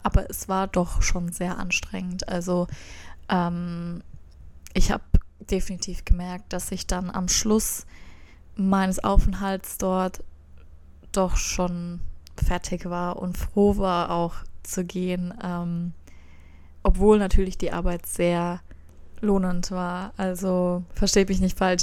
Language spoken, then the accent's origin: German; Germany; als Deutsche